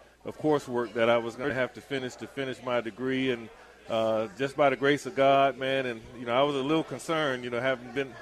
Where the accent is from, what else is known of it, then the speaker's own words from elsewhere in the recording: Zellwood, Florida, United States; growing up in Zellwood